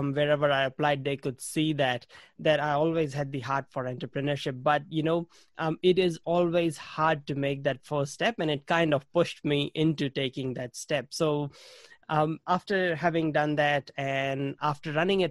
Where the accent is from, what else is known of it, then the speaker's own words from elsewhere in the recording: India; moved away as an adult; now in New Zealand; I grew up in India and I studied computer science